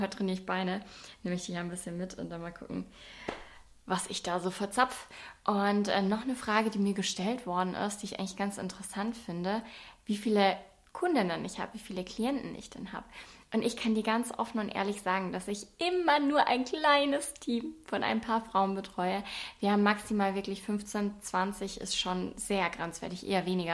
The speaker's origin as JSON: {"language": "German", "region": "Bavaria", "country": "Germany", "accent": "Swabian", "said": "Ich komme aus Bayern, auch sehr unspektakulär. Ich weiß gar nicht, ob man mir das anhört, weil man zu mir immer sagt, dass ich relativ Hochdeutsch rede ich finde, ich schwebel schon ein bisschen"}